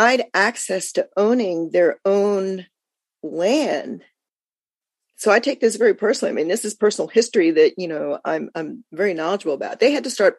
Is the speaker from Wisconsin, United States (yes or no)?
no; Philadelphia, Pennsylvania, United States; moved away; also born or lived in Los Angeles; I was born and raised in Philadelphia